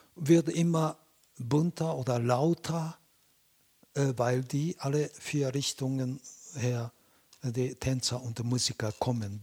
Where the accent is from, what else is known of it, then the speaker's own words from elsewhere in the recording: Japan; German is a second language; also born or lived in Beijing, China; now in Germany; Ich bin in Japan aufgewachsener Chinese, aber ich bin Japaner.